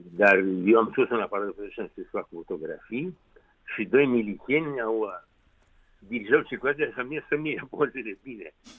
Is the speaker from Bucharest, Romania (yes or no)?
yes; Bucharest, Romania; orașul meu natal